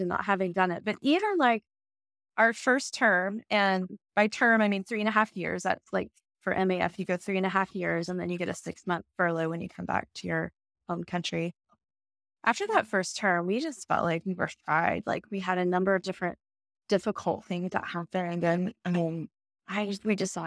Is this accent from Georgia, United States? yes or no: yes; Savannah, Georgia, United States; I grew up in Savannah, Georgia